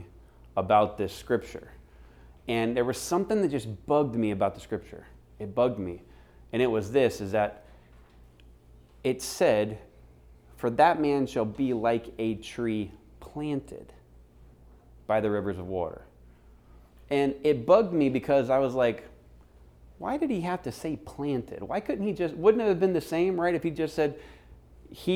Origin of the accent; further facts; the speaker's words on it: Florida, United States; now in Phoenix, United States; I grew up on the East Coast in Florida